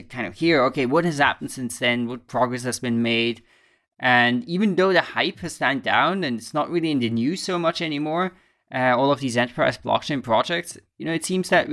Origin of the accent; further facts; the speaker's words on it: Basel, Basel-Stadt, Switzerland; moved away as an adult; I used to live in Basel, of course, until I was around 18 years. So it's my hometown